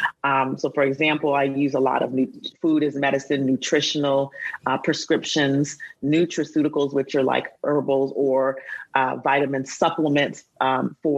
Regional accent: Huntsville, Alabama, United States; we grew up in Alabama, in Huntsville.

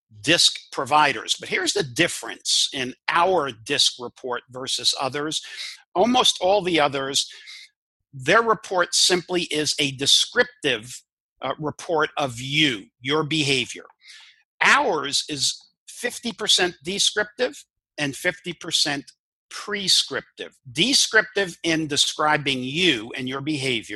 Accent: New York City, New York, United States; first language English; I grew up in New York and Brooklyn

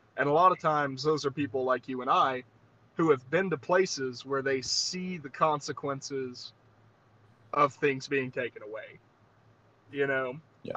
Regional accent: Southeast Alabama, United States; now in Montana, United States; I grew up in Southeast Alabama

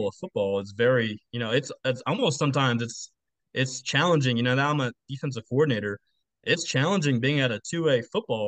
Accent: Sugar Land, Texas, United States; moved away as an adult; also born or lived in Oklahoma; now in Kiefer, United States; I grew up in Texas, grew up around Texas high school football

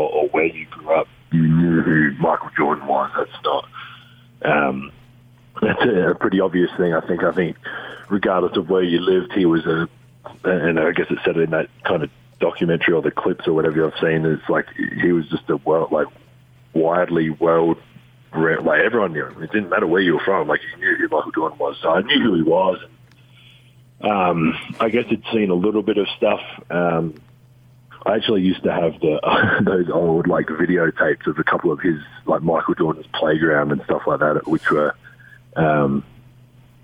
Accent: Adelaide, South Australia, Australia; moved away as an adult; now in United States; the Adelaide 36ers, my hometown team

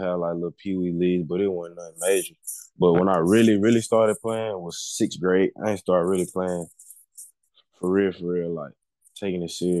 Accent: Monroe, Louisiana, United States; moved away; Born and raised in Louisiana, Monroe, Louisiana.

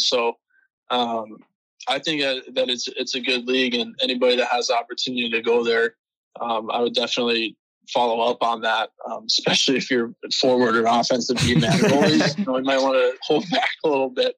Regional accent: California, United States; I started playing hockey when I was six. I'm from California. So I mean, as you can imagine, not a lot of ice out there, but right. fortunately enough, there's a rink five minutes from my house

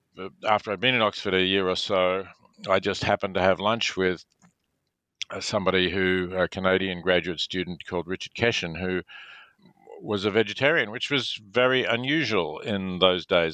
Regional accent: Melbourne, Victoria, Australia; I was born in Melbourne, Australia.

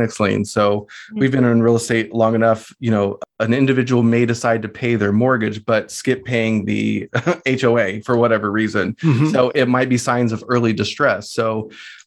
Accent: Riverside, California, United States; my hometown in Riverside

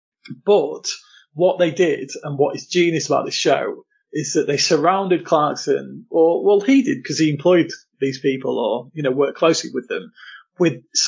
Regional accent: Lincolnshire, East Midlands, United Kingdom; I grew up in Lincolnshire, pretty rural Lincolnshire, for most of my life.

